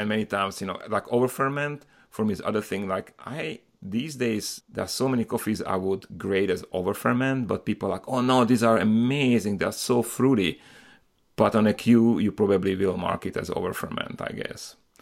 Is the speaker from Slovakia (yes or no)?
yes; Slovakia; moved away; I'm originally from Slovakia